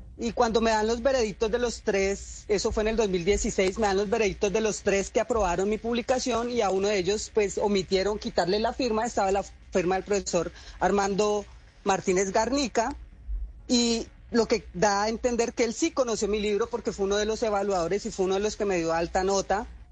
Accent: Cali, Valle del Cauca, Colombia; yo vengo del distrito de Agua Blanca, yo vengo de un barrio que se llama Manuela Beltrán

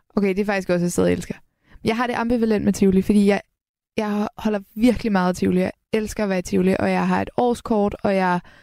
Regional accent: Helsingør, Capital Region of Denmark, Denmark; now in Copenhagen, Denmark; min hjemby Helsingør og København

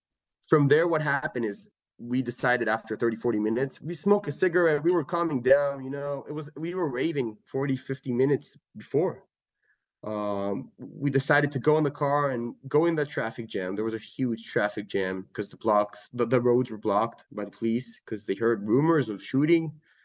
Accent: San Francisco, California, United States; also born or lived in Israel / Atlanta, United States; So I was born in San Francisco, and then I was on and off U.S. Israel. I was in Atlanta, Georgia for a couple of years. I'm American, half Israeli.

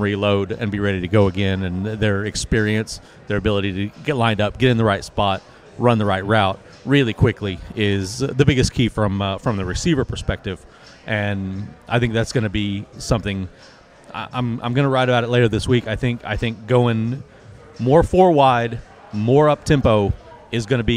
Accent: Yukon, Oklahoma, United States; I grew up in Yukon, obviously a few miles down the road from State Fair Park

